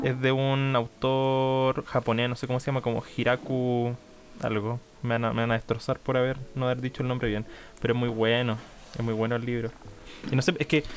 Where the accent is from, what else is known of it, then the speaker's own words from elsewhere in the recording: Portezuelo, Ñuble, Chile; also born or lived in Chillán; yo soy de, de Portezuelo, cerca de Chillán, y estudié en Chillán